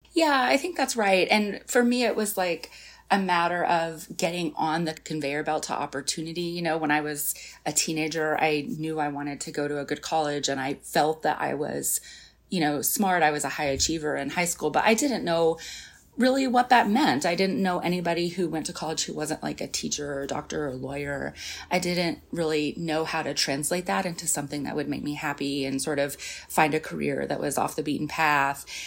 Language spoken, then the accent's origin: English; rural Arkansas, United States; moved away; I grew up in this small town in rural Arkansas